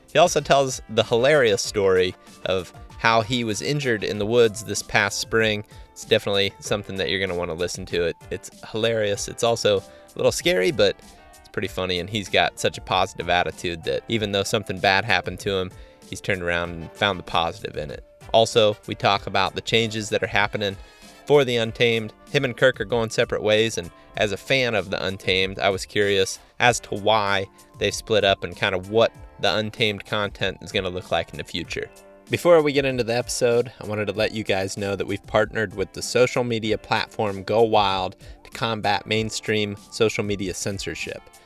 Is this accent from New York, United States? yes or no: no; Ohio, United States; had grown up in my hometown and really only ever been in, you know, a couple different areas of Ohio